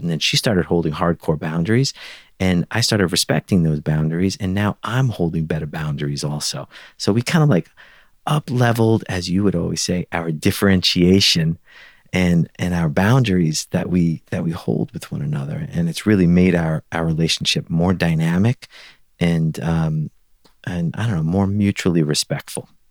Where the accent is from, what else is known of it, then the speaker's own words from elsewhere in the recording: New York City, New York, United States; moved away; I grew up in Brooklyn